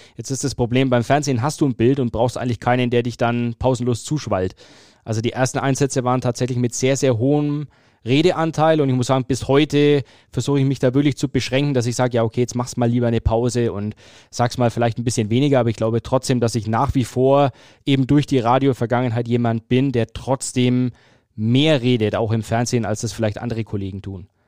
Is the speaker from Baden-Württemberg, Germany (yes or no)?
no; Fürth, Bavaria, Germany; Ich bin geboren und aufgewachsen in Fürth